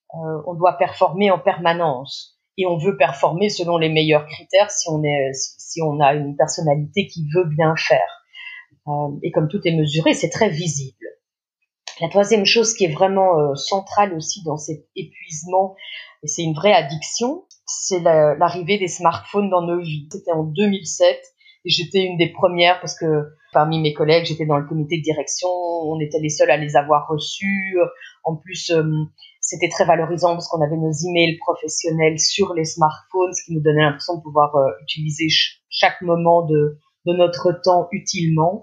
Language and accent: French; Belgium; en Belgique puisque je suis belge